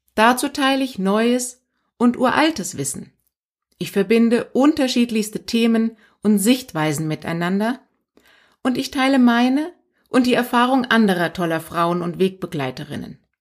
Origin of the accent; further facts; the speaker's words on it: Iran; moved away; aus meinem Geburtsland übrigens, bin in Iran geboren